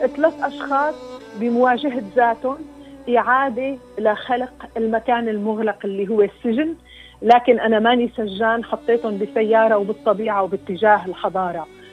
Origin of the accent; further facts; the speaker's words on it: Syria; واجبي كسوريه